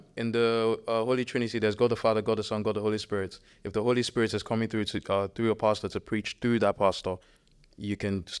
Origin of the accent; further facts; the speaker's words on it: Nigeria; moved away; Growing up in Nigeria